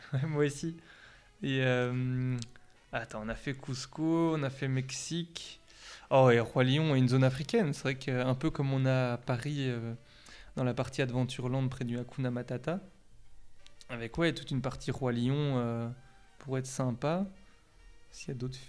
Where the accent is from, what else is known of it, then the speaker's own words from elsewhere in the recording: Belgium; accent: Belgian; mon accent, je sais, il vient de, vient de chez nous